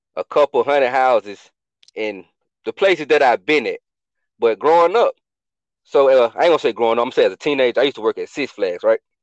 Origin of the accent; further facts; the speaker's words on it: Atlanta, Georgia, United States; moved away as an adult; I was born and raised in Atlanta